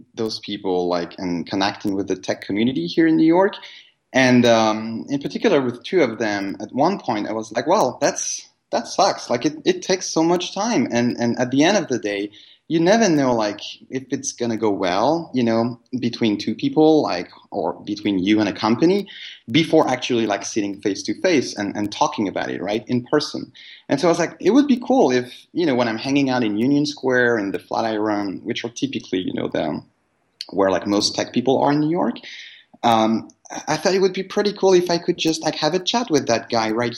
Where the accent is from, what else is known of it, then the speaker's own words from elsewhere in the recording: Paris, Île-de-France, France; moved away as an adult; We come from Paris originally, and we moved in 2010.